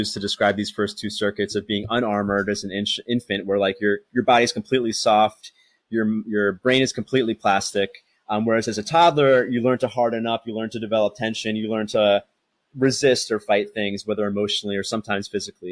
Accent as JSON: {"language": "English", "country": "United States", "moved": "yes", "lives_now": "Thailand", "said": "I'm American"}